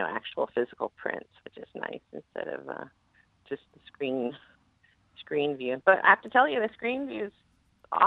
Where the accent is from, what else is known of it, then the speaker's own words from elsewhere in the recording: Oklahoma, United States; moved away; also born or lived in New York; I grew up in Oklahoma